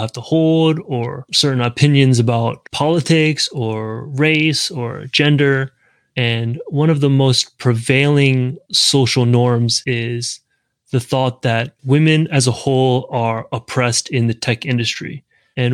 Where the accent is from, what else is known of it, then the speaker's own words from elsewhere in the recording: the South, United States; now in San Francisco, United States; I'm from the South